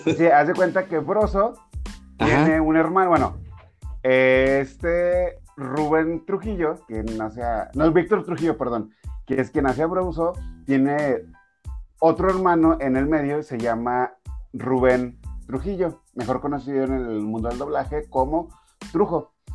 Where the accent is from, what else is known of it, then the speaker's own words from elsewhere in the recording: Durango, Mexico; soy de Durango.